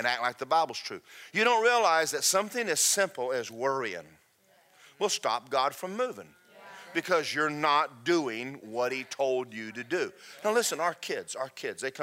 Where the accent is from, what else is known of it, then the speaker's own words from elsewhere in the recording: Georgia, United States; now in Florida, United States; I'm from Georgia